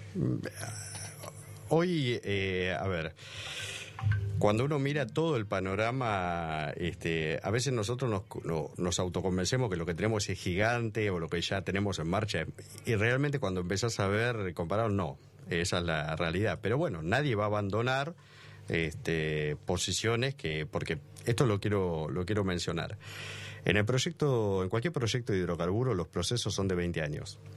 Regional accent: Argentina; Y como argentino, digo, nosotros los argentinos somos demasiado nostálgicos

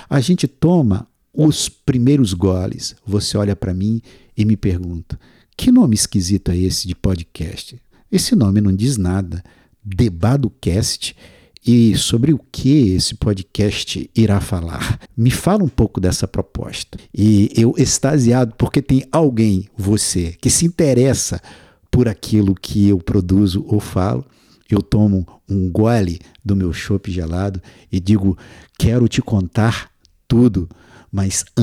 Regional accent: Castro Alves, Bahia, Brazil; Meu avô, no interior da Bahia, do lugar onde eu nasci, e olha que eu nasci numa pequena cidade do interior chamada Castro Alves

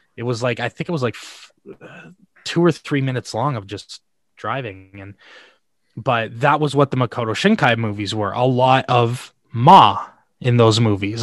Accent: Canada; I'm from Canada

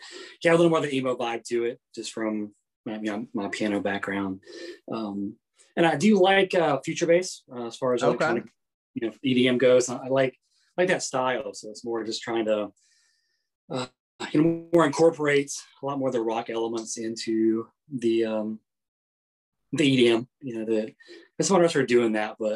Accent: North Carolina, United States; my background growing up in North Carolina was pretty much like almost straight gospel music

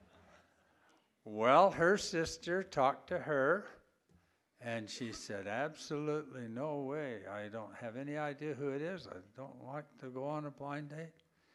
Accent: Idaho Falls, Idaho, United States; moved away; I grew up in Idaho Falls

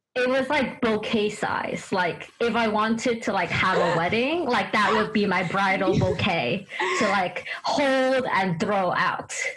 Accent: United States; also born or lived in Japan; I'm Chinese American, so I yeah. grew up with a lot of mm. Asian vegetables

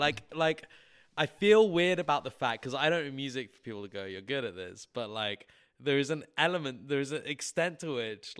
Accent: England, United Kingdom; now in Milwaukee, United States; Like, a lot of people, I'm English, why are you here? Because I'm trying to pursue music.

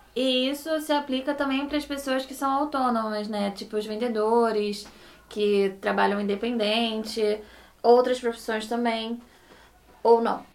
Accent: Rio de Janeiro, Brazil; somos cariocas, aqui todo mundo é cara, né? Então, é uma gíria daqui do Rio de Janeiro

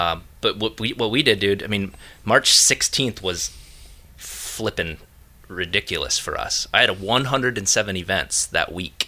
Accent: Minneapolis, Minnesota, United States; Dude, I'm from Minneapolis.

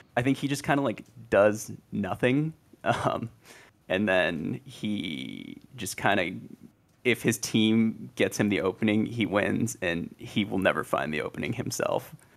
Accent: San Jose, California, United States; now in Charlotte, United States; San Jose, California, 'cause that's where I'm from originally

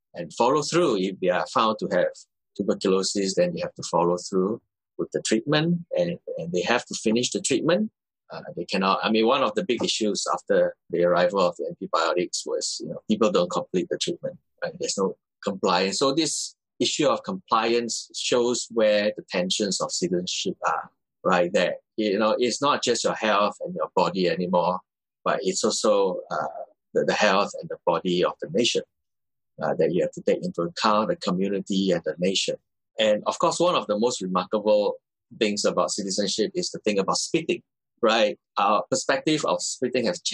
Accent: Singapore; as a Singaporean

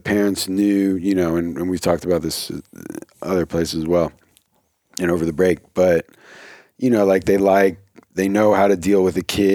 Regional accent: New Jersey, United States; I'm from New Jersey

